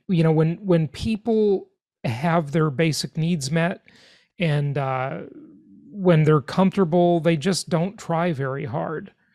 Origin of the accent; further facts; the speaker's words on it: Los Angeles, California, United States; I grew up in Los Angeles, California